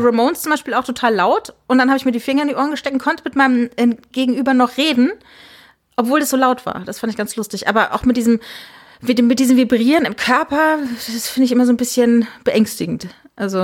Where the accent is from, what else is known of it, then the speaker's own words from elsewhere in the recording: Rhineland-Palatinate, Germany; moved away; ich bin in der Südpfalz groß geworden